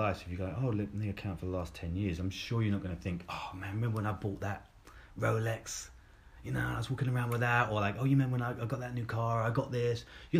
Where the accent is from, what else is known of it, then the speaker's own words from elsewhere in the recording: Croydon, London, United Kingdom; But, like, growing up in Croydon, like, in the school that I grew up in, like, it wasn't a thing.